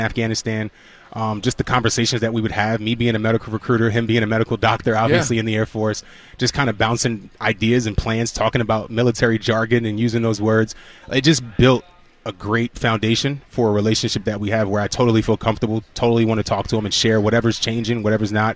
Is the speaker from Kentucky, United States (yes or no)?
no; New York, United States; I'm a New Yorker